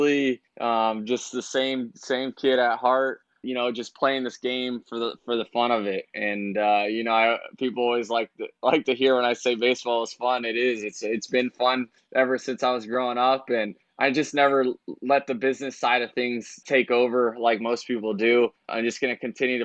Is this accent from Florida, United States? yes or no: yes; Tampa Bay area, Florida, United States; this is my hometown. I grew up rooting for the Rays.